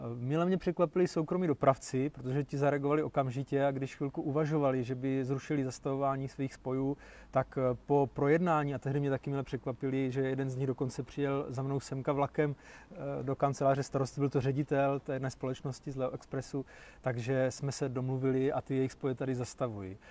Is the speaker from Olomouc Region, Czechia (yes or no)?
yes; Zábřeh, Olomouc Region, Czechia; u nás v Zábřeze